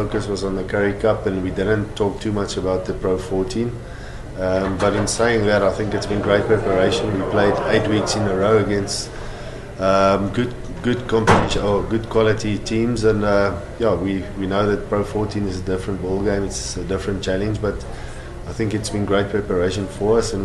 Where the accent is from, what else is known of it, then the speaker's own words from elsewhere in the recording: South Africa; as a South African